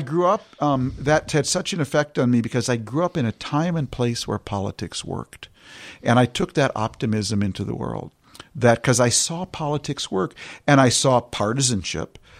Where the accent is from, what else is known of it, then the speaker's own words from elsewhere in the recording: St. Louis Park, Minnesota, United States; moved away as an adult; I grew up in Saint Louis Park and went to school, public school with the same kids